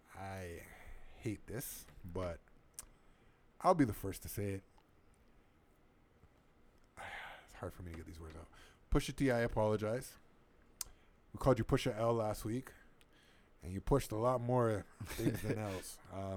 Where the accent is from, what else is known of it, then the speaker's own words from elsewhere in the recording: Toronto, Ontario, Canada; I'm from Toronto.